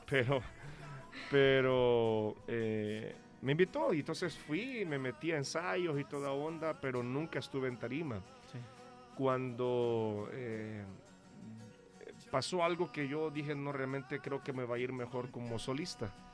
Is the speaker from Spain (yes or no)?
no; El Salvador; yo vengo desde El Salvador